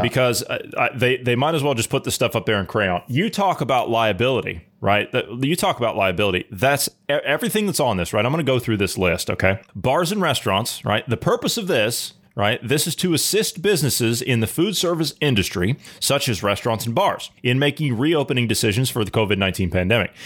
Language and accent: English; United States; as an American, who's a common sense thinking person